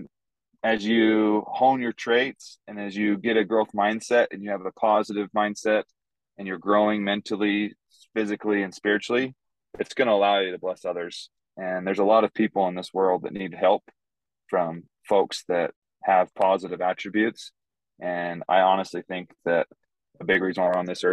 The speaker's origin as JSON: {"language": "English", "region": "Idaho", "country": "United States", "tie": "born or raised there", "moved": "as an adult", "lives_now": "West Texas, United States", "said": "I grew up in Idaho"}